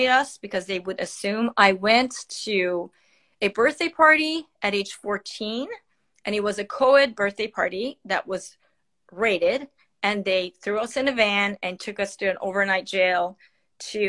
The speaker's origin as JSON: {"language": "English", "country": "Iran", "tie": "born or raised there", "moved": "yes", "said": "I am born and raised in Iran, and I'm 52 years old"}